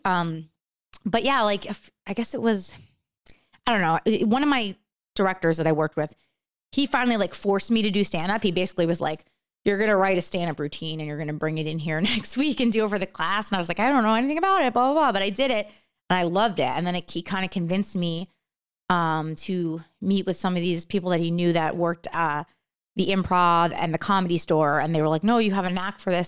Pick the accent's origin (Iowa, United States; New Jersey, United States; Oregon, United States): New Jersey, United States; around New York City /; now in Los Angeles, United States; I grew up around New York City